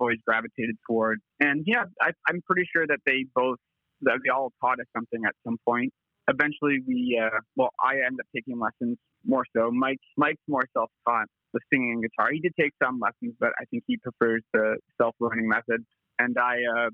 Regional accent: London, Ontario, Canada; now in Toronto, Canada; We're from Canada, more specifically London, Ontario, which is like a mid-sized city in Ontario, in the province. But we both reside in Toronto, Canada now.

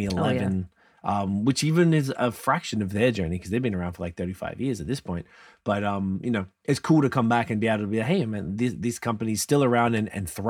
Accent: Australia; now in Canada; I'm from Australia

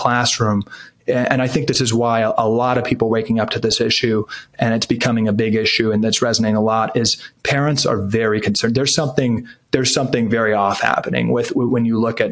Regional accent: Washington, District of Columbia, United States; I grew up in Washington, D.C., a good young conservative

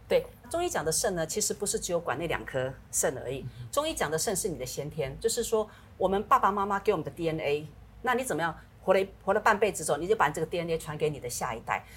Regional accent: Taiwan; 我们台湾话讲叫龙骨、龙骨哦

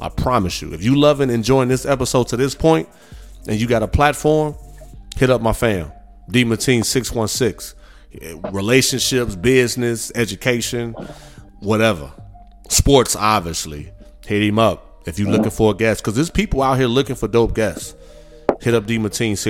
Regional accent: Midwest, United States; now in Houston, United States; I'm from the Midwest, born and raised

